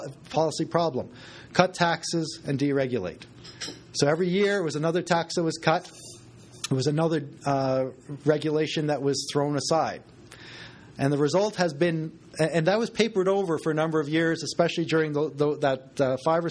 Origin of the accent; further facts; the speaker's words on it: Westlock, Alberta, Canada; now in Edmonton, Canada; I grew up in Alberta